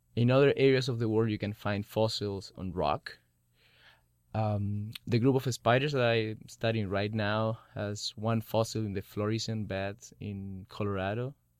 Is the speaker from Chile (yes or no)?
yes; Chile; moved away as an adult; I'm from Chile